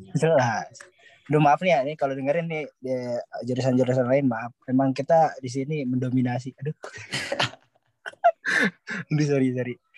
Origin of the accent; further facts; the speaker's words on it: Bandung, West Java, Indonesia; moved away as an adult; now in Malaysia; Gua juga orang Bandung